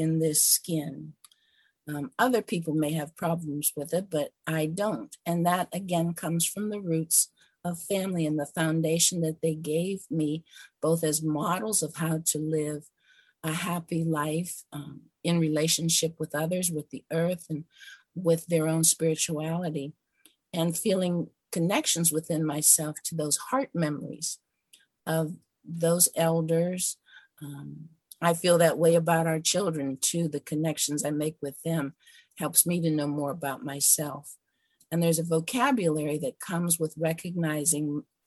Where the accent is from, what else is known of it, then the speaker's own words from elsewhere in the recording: Mercer County, Pennsylvania, United States; now in Ohio, United States; I was born in Mercer County, Pennsylvania. That's Appalachian, Pennsylvania